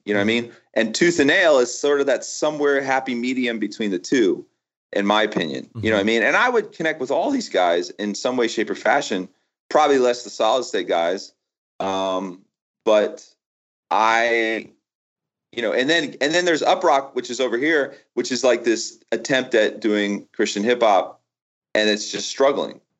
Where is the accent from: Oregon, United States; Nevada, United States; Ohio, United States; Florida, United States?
Florida, United States; I grew up in Florida, right? I never known anything but Florida